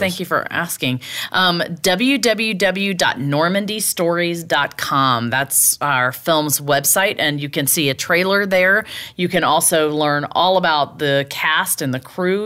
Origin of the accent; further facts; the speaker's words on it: Laurel, Mississippi, United States; moved away; Laurel, Mississippi, which is my hometown.